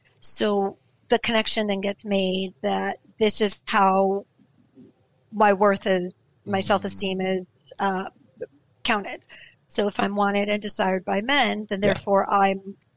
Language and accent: English; West Coast, United States; I'm from the West Coast